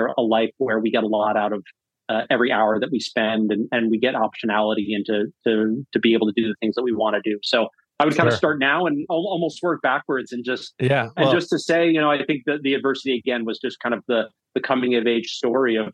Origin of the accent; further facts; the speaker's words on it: North Shore of Long Island, New York, United States; also born or lived in Birmingham, Alabama; now in Massachusetts, United States; I grew up on the North Shore of Long Island